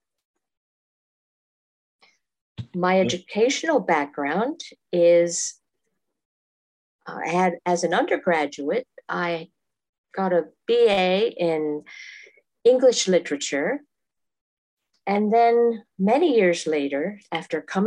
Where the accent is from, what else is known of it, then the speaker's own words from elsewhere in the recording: Massachusetts, United States; moved away as an adult; also born or lived in Africa / Asia / South America; I am originally from Massachusetts, and I still consider that my home. I live there now as well